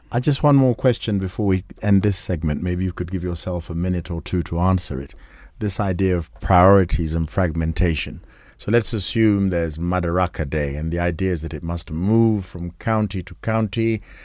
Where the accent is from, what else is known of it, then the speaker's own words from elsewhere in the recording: Kenya; we Kenyans